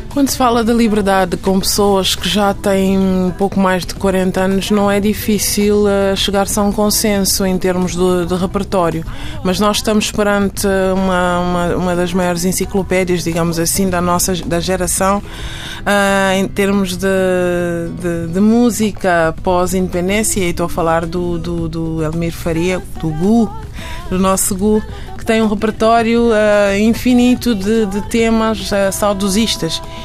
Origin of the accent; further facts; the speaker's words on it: Guinea-Bissau; now in Portugal; Eu saí da Guiné, mas a Guiné não saiu de mim